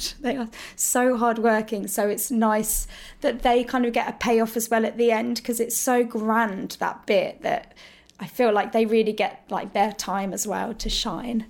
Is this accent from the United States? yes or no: no; Hemel Hempstead, East of England, United Kingdom; I grew up in Hertfordshire. I was born in Hemel Hempstead.